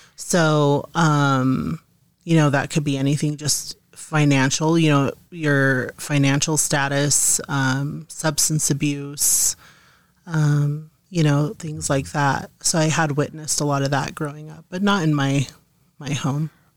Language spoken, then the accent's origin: English; Montana, United States; moved away; I'm originally from Montana